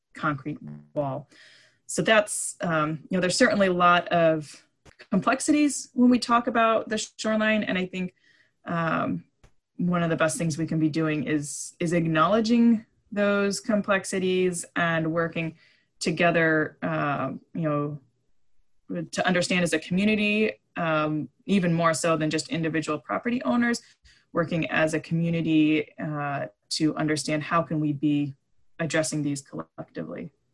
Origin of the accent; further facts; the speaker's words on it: East Coast, United States; now in Island County, United States; I grew up on the East Coast